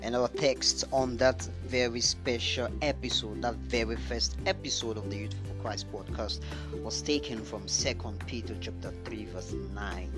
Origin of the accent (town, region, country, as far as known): Nigeria